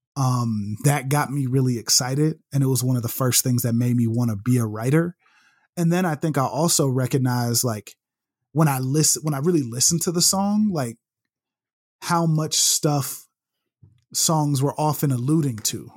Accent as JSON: {"language": "English", "town": "Chicago", "region": "Illinois", "country": "United States", "tie": "born or raised there", "moved": "as an adult", "said": "I was born and raised in Chicago, uh, born up in Roseland, a Roseland Community Hospital"}